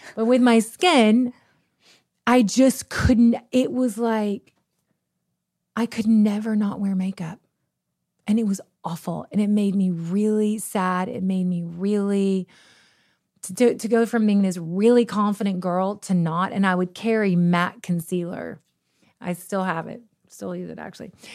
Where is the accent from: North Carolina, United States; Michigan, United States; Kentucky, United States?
Kentucky, United States; moved away; we're from the middle of nowhere. We're from Kentucky